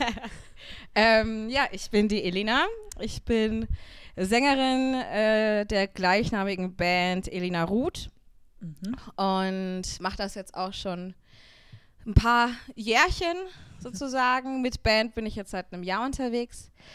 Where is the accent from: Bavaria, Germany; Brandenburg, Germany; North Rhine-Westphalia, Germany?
Bavaria, Germany; Upper Franconia; now in Munich, Germany; ich komme aus Oberfranken, aus einem ganz kleinen Dorf